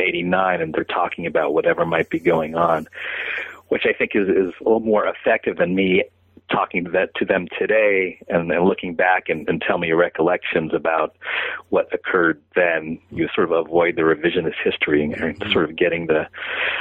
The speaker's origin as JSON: {"language": "English", "town": "San Francisco", "region": "California", "country": "United States", "tie": "born or raised there", "said": "my hometown of San Francisco"}